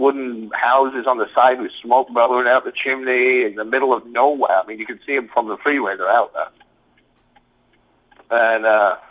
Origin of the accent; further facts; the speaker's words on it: England, United Kingdom; accent: English; moved away; I've got an English accent.